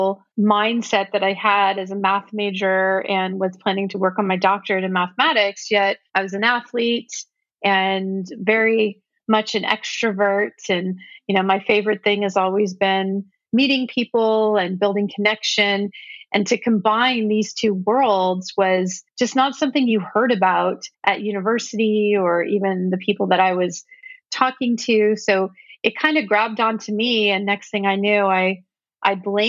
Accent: Silicon Valley, California, United States; I grew up in Silicon Valley

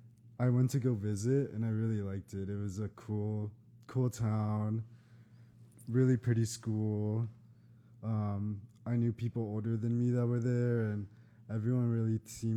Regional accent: San Antonio, Texas, United States; now in Austin, United States; I kind of chose to move to Austin after college because it's close to my hometown.

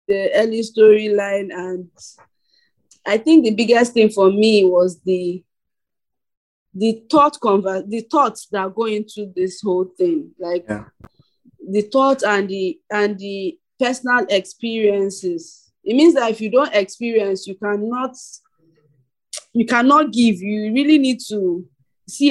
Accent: Nigeria; being a Nigerian filmmaker

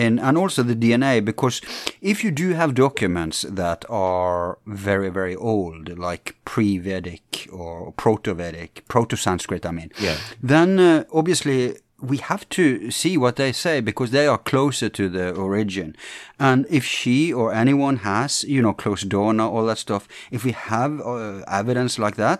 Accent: England, United Kingdom; being English

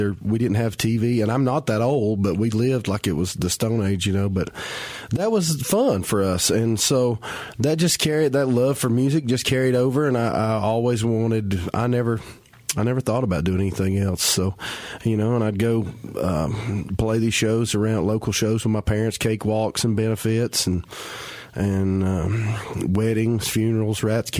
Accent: Tuckasegee, North Carolina, United States; Well, I'm originally from Western North Carolina, a little community called Tuckasegee. It's a very rural community near right above Western Carolina University out in Jackson County.

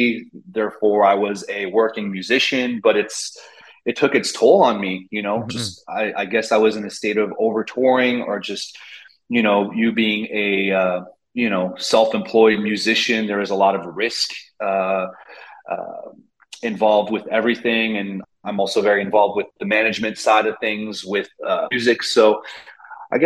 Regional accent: Montreal, Quebec, Canada; I needed to know what it felt like to be a Montrealer, because I'm from Montreal. It's my hometown

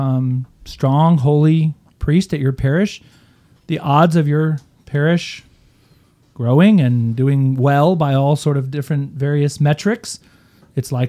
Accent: Houston, Texas, United States; moved away as an adult; also born or lived in Kingwood, Texas; now in Oklahoma, United States; I grew up in Houston, Texas, Kingwood, Texas

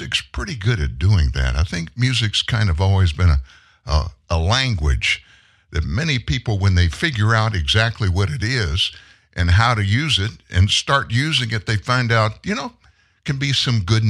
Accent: South Louisiana, United States; I grew up in South Louisiana, very Catholic part of the country

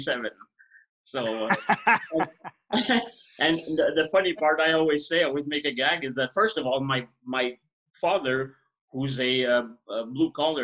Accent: Quebec, Canada; first language French; English is a second language; I'm French Canadian, so I started learning very early English from Sesame Street

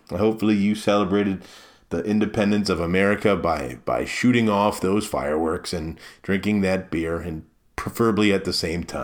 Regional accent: Maryland, United States; now in Milwaukee, United States; See, I came from the East Coast, right? I came from Maryland, and when you're in Maryland, you have the Bay and you have the Atlantic Ocean.

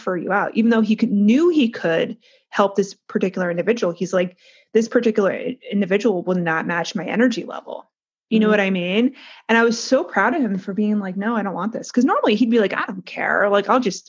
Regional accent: New Jersey, United States; we're from Jersey. We know how we are. We're from North Jersey.

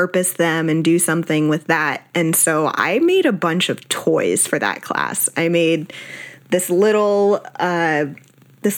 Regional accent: South Florida, United States; also born or lived in Austin, Texas; I was born in Austin, Texas, grew up in South Florida

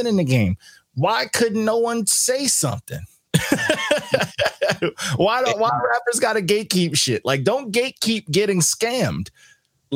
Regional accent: New York City, New York, United States; I'm a New Yorker, so I lived it

